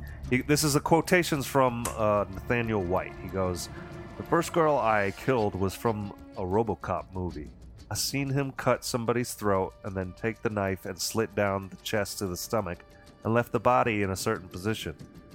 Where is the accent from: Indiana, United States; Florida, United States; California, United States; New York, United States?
New York, United States; Hudson Valley; this is where I grew up, in Hudson Valley area of New York. My hometown!